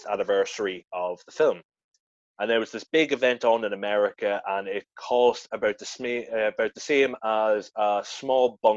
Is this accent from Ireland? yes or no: yes; Ireland; now in Edinburgh, United Kingdom; Now, I obviously because me being an Irish boy living in Edinburgh, I didn't want